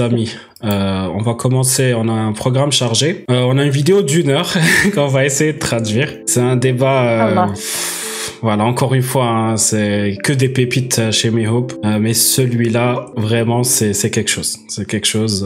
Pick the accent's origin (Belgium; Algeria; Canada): Algeria; moved away as an adult; now in France; j'ai déménagé de l'Algérie vers la France euh, à 18 ans